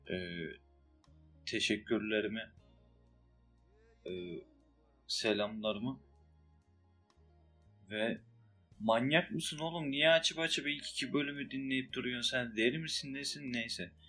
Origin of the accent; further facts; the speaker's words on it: Akşehir, Konya, Turkey; Akşehir köyü.